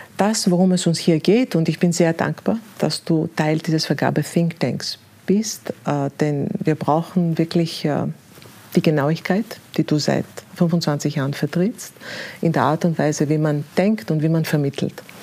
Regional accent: Greece; moved away; also born or lived in Austria / Berlin, Germany; ich bin gebürtige Griechin

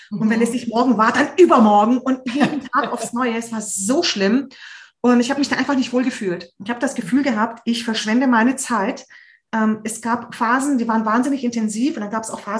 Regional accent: Hungary; Wir kommen ja aus Ungarn

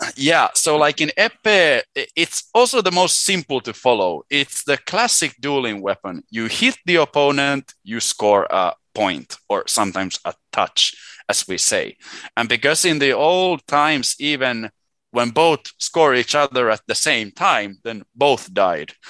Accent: Helsinki, Uusimaa, Finland; first language Swedish and Finnish; English is a second language; moved away as an adult; also born or lived in Sweden; I was born in Helsinki in 93

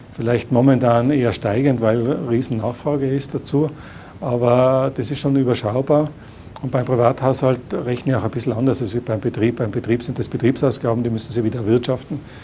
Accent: Tyrol, Austria; als Tiroler

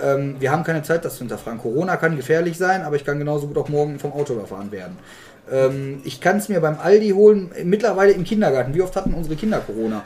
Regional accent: Germany; uns Deutschen

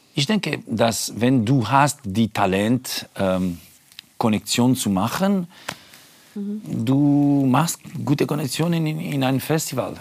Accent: Switzerland; German is a second language; moved away; das ist mein Heimat ist äh, der Schweiz

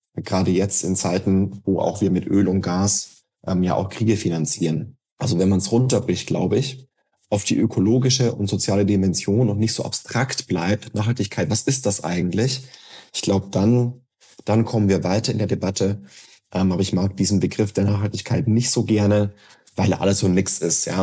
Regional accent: Germany; now in Berlin, Germany; ich wohne in Neunkirchenreuth, wo ich geboren bin und aufgewachsen bin

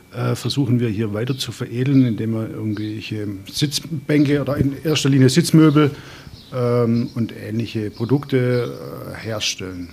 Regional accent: Black Forest, Baden-Württemberg, Germany; familiär seit, war das erste Mal, glaube ich, beurkundet seit 1716 hier im Schwarzwald, einen land- und forstwirtschaftlichen Betrieb besessen

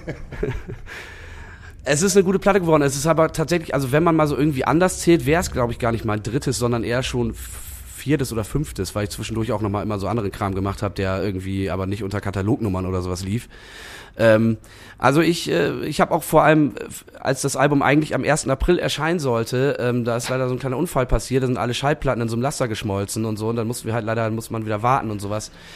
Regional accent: Bremen, Germany; Ich komme aber eigentlich ursprünglich aus Bremen-Nord.

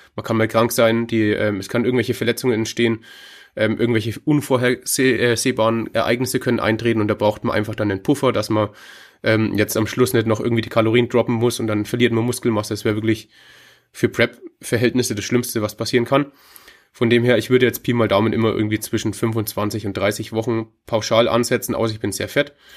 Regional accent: Hof, Bavaria, Germany; Ich komme aus Hof, das ist ähm, in Bayern, ganz oben im Osten, in dem mhm. Knick zu Tschechien

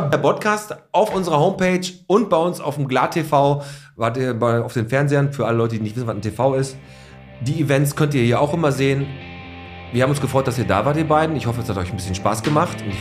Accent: Poland; Und ich komme ja aus Polen wir auch schon.

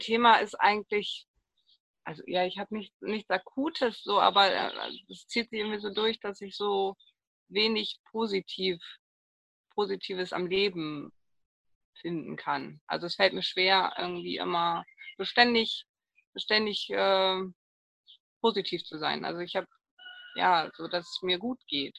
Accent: East Frisia, Lower Saxony, Germany; Ich äh, bin geboren und lebe in Ostfriesland. Jetzt sitze ich gerade in Großheide.

